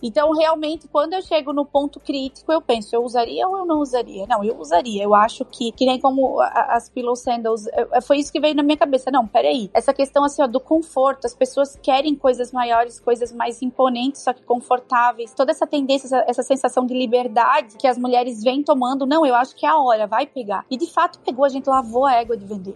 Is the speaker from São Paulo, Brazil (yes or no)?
no; Brusque, Santa Catarina, Brazil; Eu sou de Brusque, então todo mundo conhece porque Brusque é Brusque, né? A gente fala tudo no X, então é bem sotaque